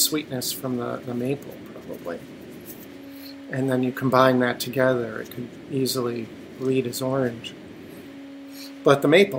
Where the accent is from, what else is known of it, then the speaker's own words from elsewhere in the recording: Maine, United States; I grew up in Maine, which might as well be Canada.